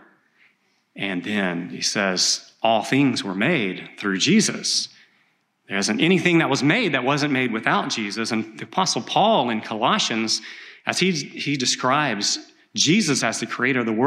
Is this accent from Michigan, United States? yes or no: no; East Texas, United States; I grew up in East Texas in logging country